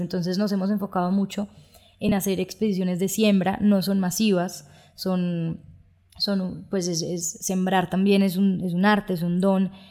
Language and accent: Spanish; Colombia